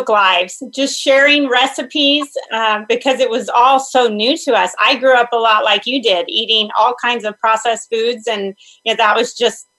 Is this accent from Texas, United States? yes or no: yes; Texas, United States; I am from Texas. So we currently live in San Antonio